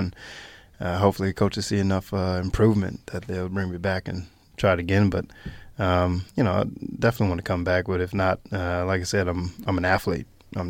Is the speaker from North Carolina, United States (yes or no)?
yes; Winston-Salem, North Carolina, United States; Yeah, I'm from Winston-Salem, North Carolina, which is only about 45 minutes from Charlotte.